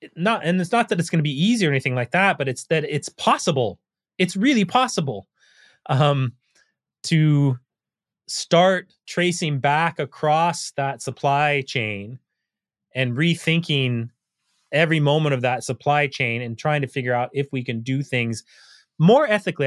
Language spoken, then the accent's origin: English; United States; as an American